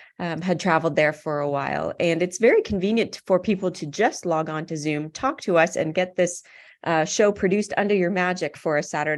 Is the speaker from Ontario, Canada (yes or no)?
yes; London, Ontario, Canada; having grown up in and around London